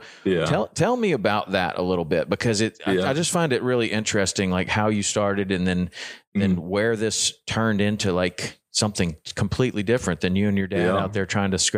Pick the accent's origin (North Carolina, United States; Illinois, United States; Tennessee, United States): Tennessee, United States; I know, I'm from Tennessee too. Everything's a crocodile.